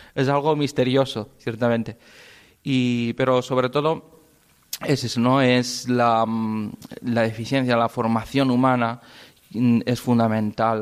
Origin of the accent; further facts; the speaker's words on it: Spain; also born or lived in Requena, Peru; somos únicos los españoles con este horario que tenemos